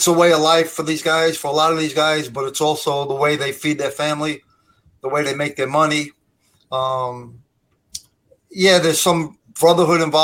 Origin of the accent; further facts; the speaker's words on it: Brooklyn, New York, United States; now in Staten Island, United States; I was born in Brooklyn, New York. And that's where I grew up, in Brooklyn, New York.